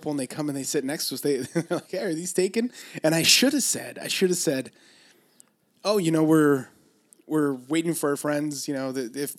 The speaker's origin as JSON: {"language": "English", "town": "Los Angeles", "region": "California", "country": "United States", "said": "oh, we're from LA. We're up here for a few days"}